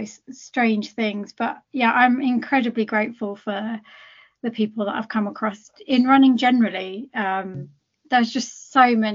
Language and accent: English; United Kingdom; I am British, but I'm also Indian. That I can't change that, and nor do I want to. And I proudly represent where I come from. You know, I'm Punjabi